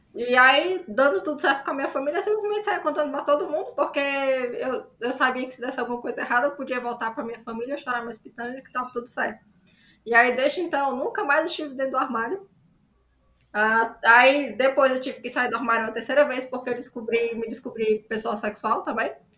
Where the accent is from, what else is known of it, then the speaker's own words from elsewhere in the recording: Ceará, Brazil; eu sou autora cearense de ficção especulativa